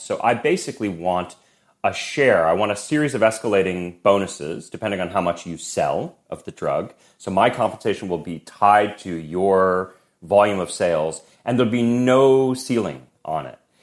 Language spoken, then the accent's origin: English; Boston, Massachusetts, United States; moved away; also born or lived in New York; I grew up in Boston